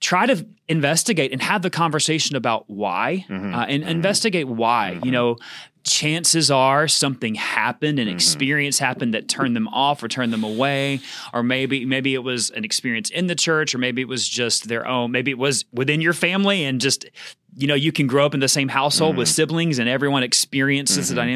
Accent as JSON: {"language": "English", "region": "Georgia", "country": "United States", "tie": "born or raised there", "said": "I grew up in Georgia"}